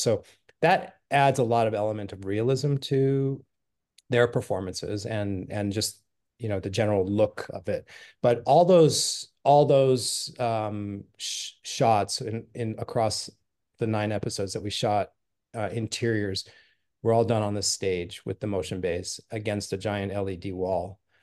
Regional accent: Los Angeles, California, United States; now in San Francisco Bay Area, United States; I grew up in L

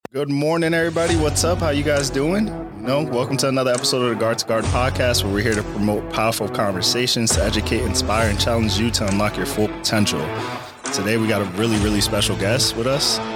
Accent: Perth Amboy, New Jersey, United States; especially in my hometown. So for me, it's like, yeah, we don't have a lot of people that come out to Perth Amboy and talk to you know us in the high school

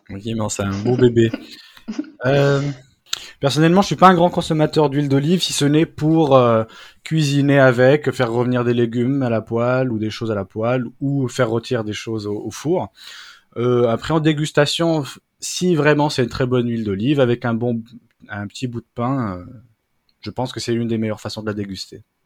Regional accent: Brittany, France; je suis un vrai breton.

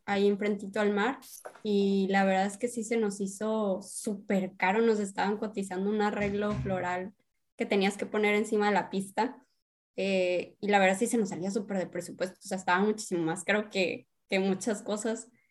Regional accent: Sonora, Mexico; moved away as an adult; now in Mexicali, Mexico; yo la verdad soy de Sonora, pero pues ya llevo dos años cachito aquí en Mexicali

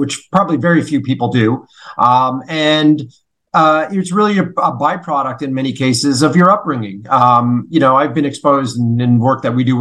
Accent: Canada; growing up in Canada

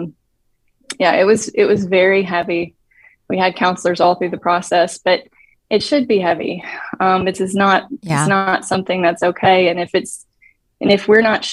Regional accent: Tennessee, United States; moved away as an adult; now in Dallas, United States; I'm from Tennessee, and I grew up in a very safe environment

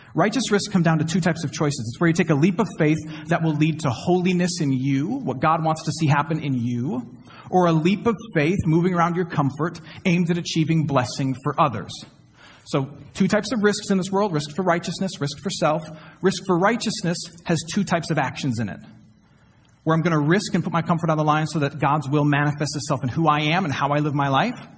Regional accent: Flint, Michigan, United States; now in Houston, United States; my hometown of Flint, Michigan

